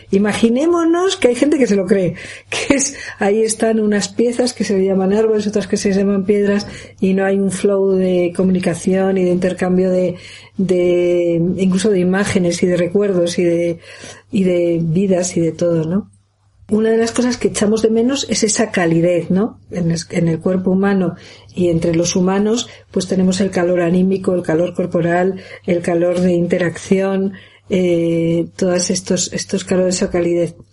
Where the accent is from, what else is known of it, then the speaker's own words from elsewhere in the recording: Castile and León, Spain; especialmente en Asturias y en y en la montaña de León, en la zona de mi pueblo, yendo hacia Bavia